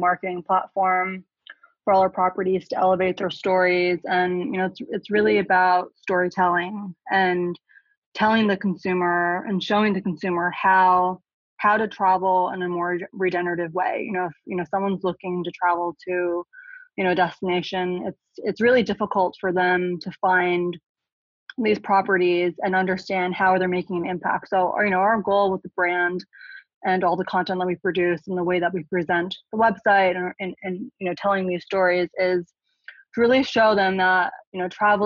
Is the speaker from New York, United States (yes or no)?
yes; New York, United States; moved away as an adult; now in Hong Kong; Born and raised in New York